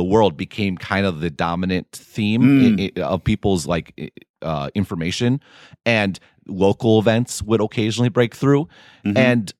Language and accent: English; Midwest, United States; as a Midwesterner.